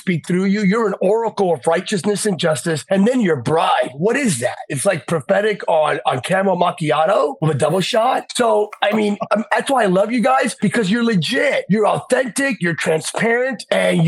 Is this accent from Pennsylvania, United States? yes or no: yes; Bethlehem, Pennsylvania, United States; I'm from Bethlehem, Pennsylvania. So I began in the little town of Bethlehem